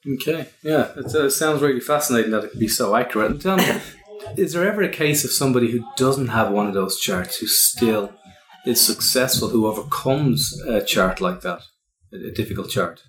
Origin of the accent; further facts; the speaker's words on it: Ireland; accent: Irish; that's my Irish accent